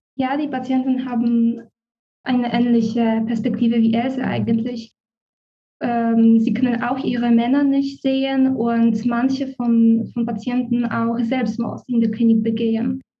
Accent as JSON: {"language": "German", "country": "Poland", "also_born_or_lived": "Warsaw", "second_language": "German", "moved": "as an adult", "lives_now": "Berlin, Germany", "said": "Ich komme aus Polen und habe in Warschau angewandte Linguistik mit Schwerpunkt Deutsch und Schwedisch studiert."}